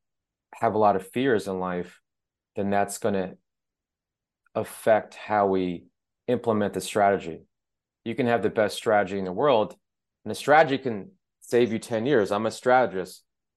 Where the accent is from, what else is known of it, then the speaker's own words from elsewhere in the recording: Mississippi, United States; also born or lived in Iran; I was born during the Iranian Revolution. I was born in Iran, and my father was killed when I was a baby, and my mom and I had to escape Iran. She remarried someone who was from the South, the Mississippi.